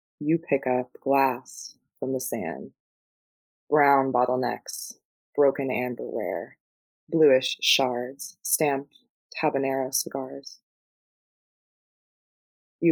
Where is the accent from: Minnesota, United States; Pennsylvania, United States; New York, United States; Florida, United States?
Florida, United States; moved away; I'm from Florida, born and raised, and lived there for most of my life